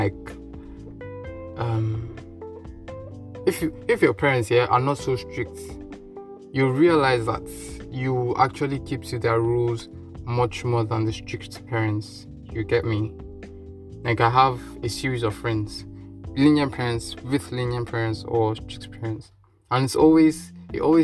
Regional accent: Nigeria; The Nigerian in me says no, because the African in me says no

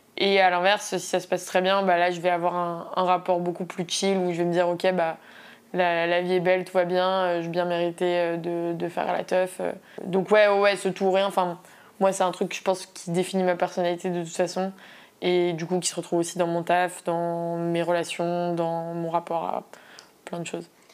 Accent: Paris, Île-de-France, France; je viens de Paris, j'habite à Paris.

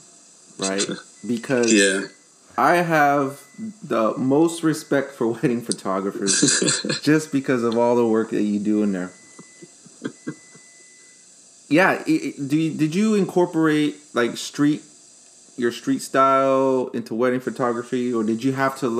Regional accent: Chicago, Illinois, United States; I'm from Chicago

